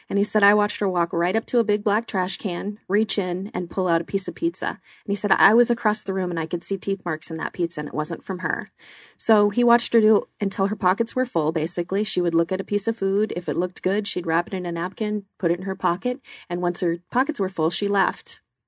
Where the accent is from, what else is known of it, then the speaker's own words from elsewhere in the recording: Glendale, United States; I grew up in the Glendale area